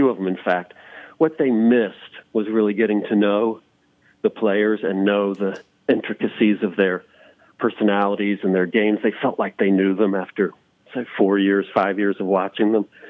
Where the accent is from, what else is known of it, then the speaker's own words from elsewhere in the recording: the South, United States; growing up in the South